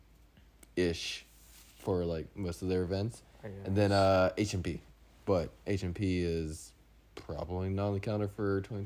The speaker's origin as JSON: {"language": "English", "region": "Texas", "country": "United States", "said": "we're from Texas"}